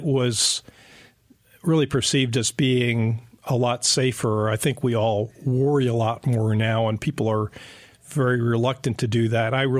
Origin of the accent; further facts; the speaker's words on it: New Jersey, United States; moved away as an adult; also born or lived in Pennsylvania / Texas / Houston; now in Western North Carolina, United States; I grew up in New Jersey